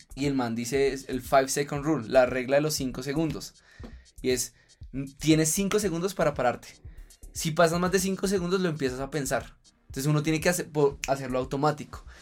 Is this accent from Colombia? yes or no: yes; Colombia; culturalmente como colombiano